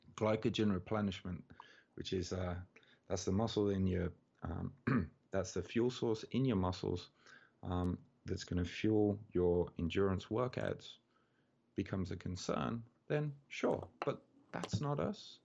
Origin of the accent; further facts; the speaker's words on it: Birmingham, West Midlands, United Kingdom; moved away as an adult; now in Tokyo, Japan; I'm from Birmingham in England, which is the second biggest city.